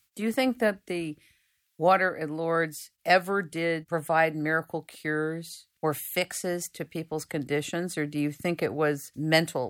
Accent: United States; I'm from the United States

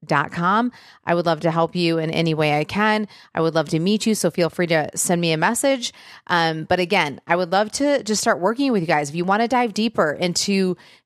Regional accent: Michigan, United States; I'm from Michigan, and so grew up very close to Windsor

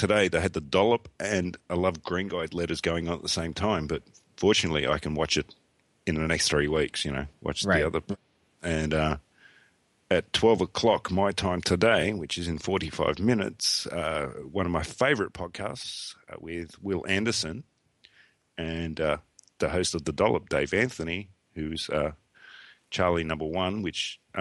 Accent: Sydney, New South Wales, Australia; I was born in Canterbury Hospital

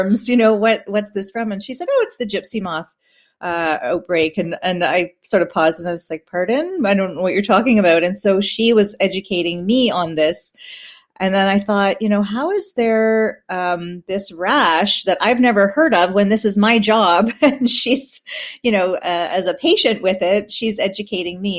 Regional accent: Peterborough, Ontario, Canada; I'm from Peterborough

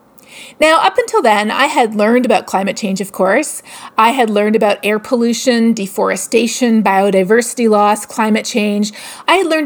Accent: Toronto, Ontario, Canada; I am from Toronto, grew up in Etobicoke

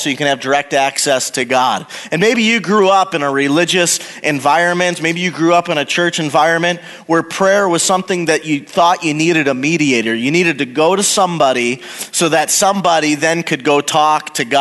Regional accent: Wisconsin, United States; moved away as an adult; also born or lived in Oklahoma; I was born and raised in Wisconsin

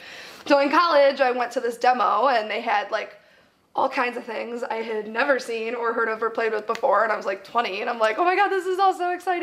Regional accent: Chicago, Illinois, United States; I grew up in the Chicago area.

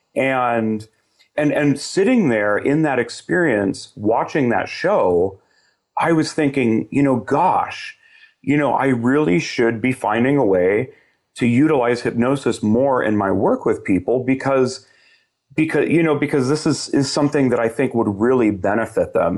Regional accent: Southern California, United States; I grew up in Southern California, about an hour east of L

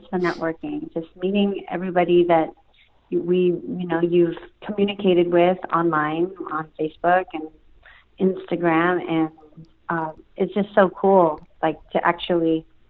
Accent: Philippines; I feel like I'm related to him because, you know, we're Filipino.

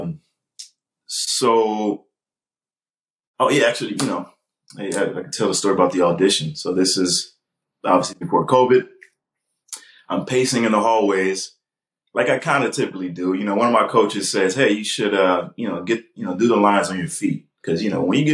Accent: California, United States; I'm from California

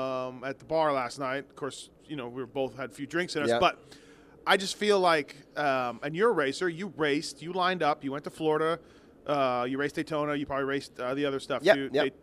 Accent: Canada; now in United States; I'm Canadian, but I've lived in the U.S. for a long time now

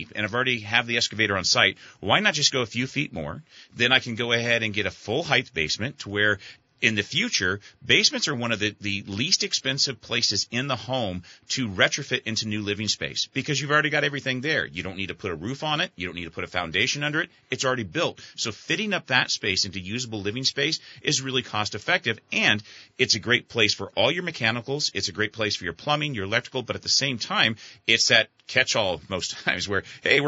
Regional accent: California, United States; now in Vermont, United States; when I grew up in California

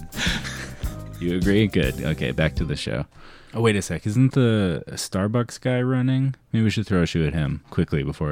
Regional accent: Canada; I'm Canadian.

